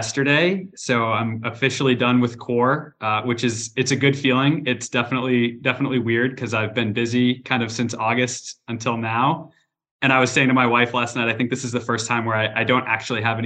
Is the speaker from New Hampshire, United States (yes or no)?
yes; New Hampshire, United States; moved away as an adult; also born or lived in North Carolina; originally I'm from New Hampshire